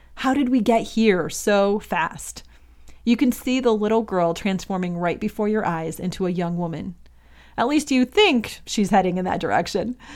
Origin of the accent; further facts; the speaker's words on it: Michigan, United States; moved away as an adult; also born or lived in Indiana; now in Los Angeles, United States; I'm originally from Michigan, and I grew up there until I went to college in Indiana for four years